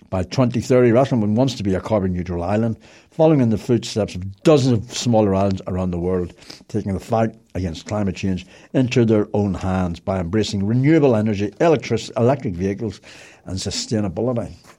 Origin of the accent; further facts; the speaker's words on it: Belfast, Northern Ireland, United Kingdom; I was born and bred in Belfast